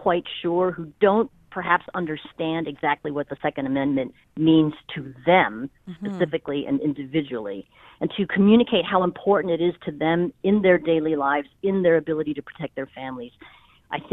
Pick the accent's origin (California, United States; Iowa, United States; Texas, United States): California, United States; moved away as an adult; I was born and raised in California.